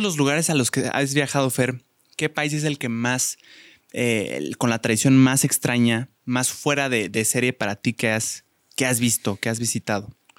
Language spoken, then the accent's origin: Spanish; Mexico; los mexicanos somos como muy cálidos